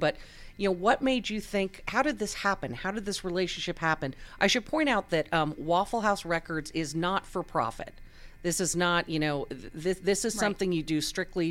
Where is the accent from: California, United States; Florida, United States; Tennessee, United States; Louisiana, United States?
California, United States; moved away; I grew up in yeah. California